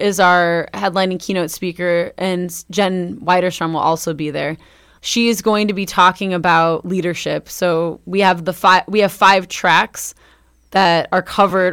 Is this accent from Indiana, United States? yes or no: yes; Northwest Indiana, United States; now in Bloomington, United States; Northwest Indiana. in my hometown